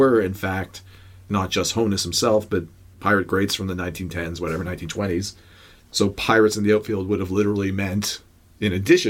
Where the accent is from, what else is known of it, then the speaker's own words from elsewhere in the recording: Toronto, Ontario, Canada; Of course, we're from Toronto. This is our home stadium.